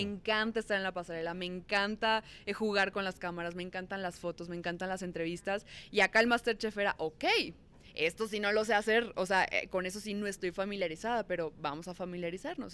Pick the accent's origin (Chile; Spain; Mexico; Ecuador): Mexico; Sonora; moved away as an adult; now in Mexico City, Mexico; Yo soy de Sonora y me vine a la Ciudad de México a trabajar en conducción